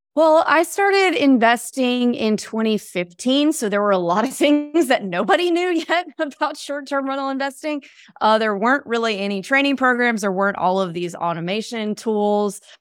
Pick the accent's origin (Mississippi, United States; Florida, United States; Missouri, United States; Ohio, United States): Mississippi, United States; moved away; I grew up in Mississippi